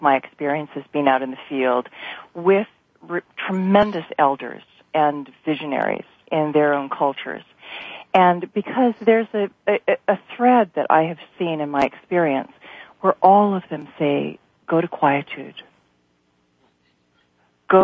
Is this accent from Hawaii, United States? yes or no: yes; Hawaii, United States; also born or lived in South Pacific; being Native Hawaiian growing up